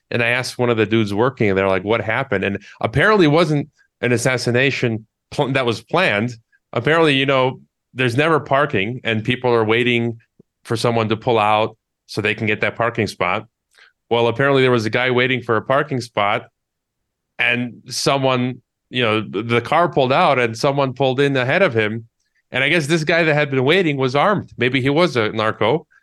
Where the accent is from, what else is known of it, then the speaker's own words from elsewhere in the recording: Chicago, Illinois, United States; moved away; also born or lived in Kazakhstan; I was born in Chicago, so I'm from, I'm from Chicago